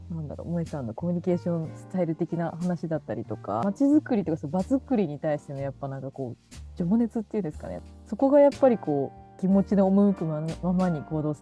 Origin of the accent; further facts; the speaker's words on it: Hamamatsu, Shizuoka, Japan; 私もともと静岡の西部出身なのでなんか名古屋はよく行ってた